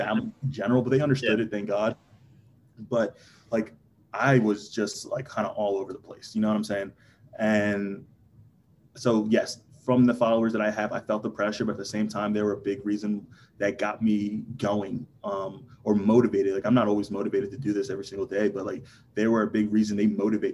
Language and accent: English; New Jersey, United States; also born or lived in King of Prussia, Pennsylvania; it's an hour to where we were from, South Jersey